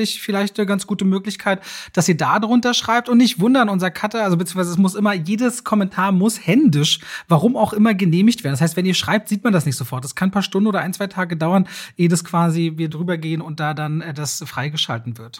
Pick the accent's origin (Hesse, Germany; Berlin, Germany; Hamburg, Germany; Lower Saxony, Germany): Berlin, Germany; für mich so als Berliner. Ich bin so ein Berliner, ich liebe meine Stadt ja.